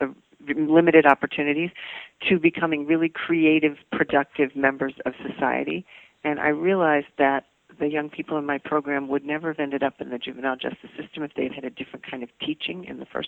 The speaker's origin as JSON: {"language": "English", "town": "Washington", "region": "District of Columbia", "country": "United States", "tie": "born or raised there", "said": "I came back to my hometown of Washington, D.C."}